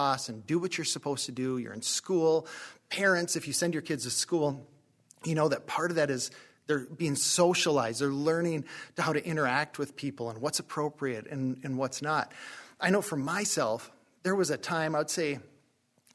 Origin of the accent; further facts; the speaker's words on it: Northeast North Dakota, United States; where I grew up in Northeast North Dakota